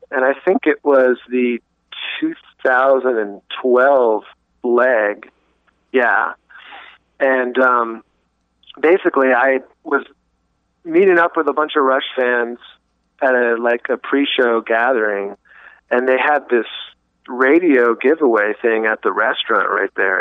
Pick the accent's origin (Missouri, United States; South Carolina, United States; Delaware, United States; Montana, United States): South Carolina, United States; Greenville; I'm from Greenville, South Carolina